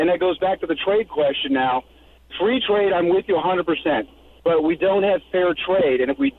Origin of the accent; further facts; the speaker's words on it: Iowa, United States; moved away; I'm originally from Iowa.